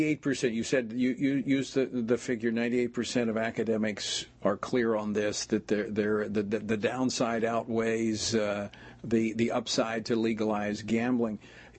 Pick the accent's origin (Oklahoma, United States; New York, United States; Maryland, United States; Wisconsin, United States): Oklahoma, United States; moved away; also born or lived in Louisiana; I actually grew up in Oklahoma. It's a red state. It's a red, red state. It's a state where I went to high school